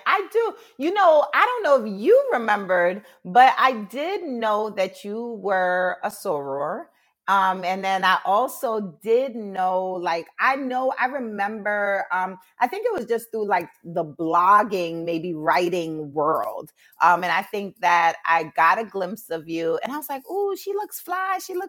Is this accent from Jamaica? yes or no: yes; Jamaica; I'm Jamaican, so tea is like my thing. It's in the household.